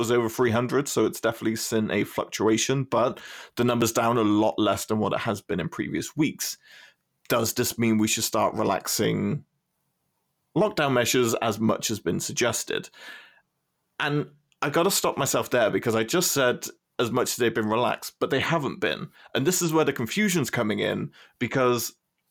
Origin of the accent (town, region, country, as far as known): United Kingdom